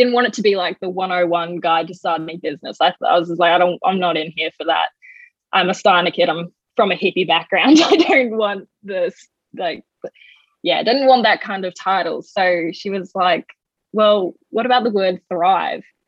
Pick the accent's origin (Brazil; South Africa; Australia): Australia; Coffs Harbour, New South Wales; moved away; also born or lived in Bellingen; I'm from New South Wales originally. I grew up in Coffs Harbour, Bellingen kind of area.